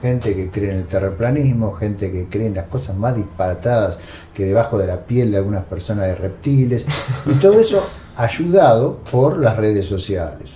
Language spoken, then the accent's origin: Spanish; Argentina; en un país como la Argentina, que culturalmente eh, ha tenido una, tradición venturosa a partir de Sarmiento, ¿no? Eh, somos un país